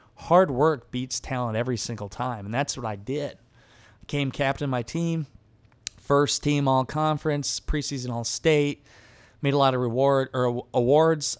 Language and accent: English; Garnavillo, Iowa, United States; I grew up in a small town in Northeast Iowa. The town was Garnerville, Iowa